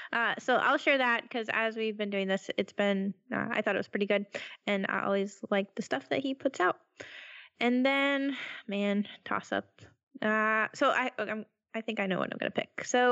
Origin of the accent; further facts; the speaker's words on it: United States; I'm an American